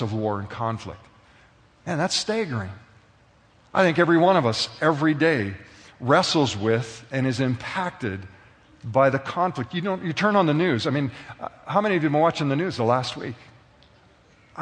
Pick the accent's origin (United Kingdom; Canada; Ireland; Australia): Canada; being a citizen of Canada